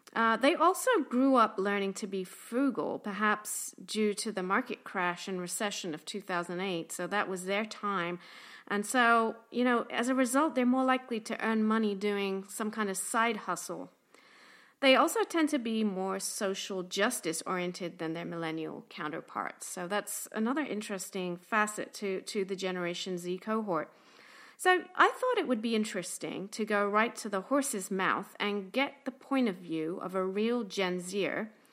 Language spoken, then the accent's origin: English; London, United Kingdom; moved away as an adult; now in Tampa, United States; I'm from London, England, but have been living and working in Tampa, Florida for about twenty-three years.